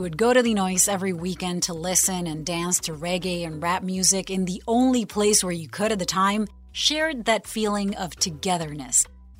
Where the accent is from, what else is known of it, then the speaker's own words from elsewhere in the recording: Puerto Rico; I'm a CBS News correspondent born and raised in Puerto Rico, the cradle of reggaeton.